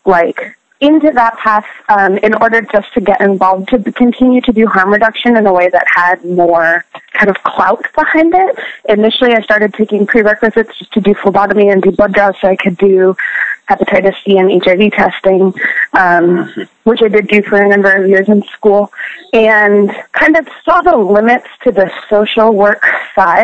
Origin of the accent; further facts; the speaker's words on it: San Francisco, California, United States; when I was 16, 17 years old, growing up in San Francisco